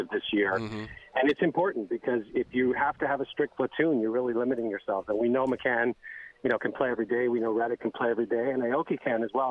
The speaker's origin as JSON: {"language": "English", "region": "Mexico City", "country": "Mexico", "tie": "born or raised there", "moved": "yes", "said": "I was born and raised in Mexico City"}